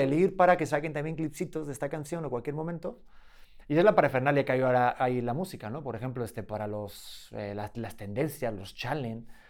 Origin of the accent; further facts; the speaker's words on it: Madrid, Community of Madrid, Spain; also born or lived in Beijing / India; now in Mexico; Es que yo soy de Madrid.